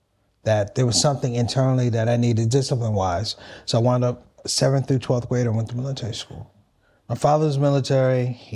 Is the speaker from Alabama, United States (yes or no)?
no; Washington, District of Columbia, United States; I was born in Washington, D.C., Christian family, Northwest D.C. … Grew up typical family, African-American family, migrated from the South.